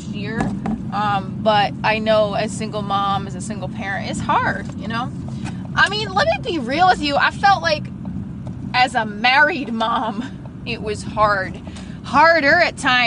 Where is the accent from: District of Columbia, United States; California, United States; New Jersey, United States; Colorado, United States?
New Jersey, United States; I grew up in North Jersey. I still live in North Jersey.